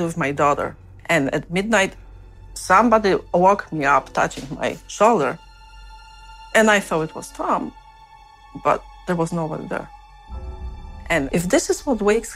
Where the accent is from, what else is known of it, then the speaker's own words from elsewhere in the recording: Poland; now in United States; I'm from Poland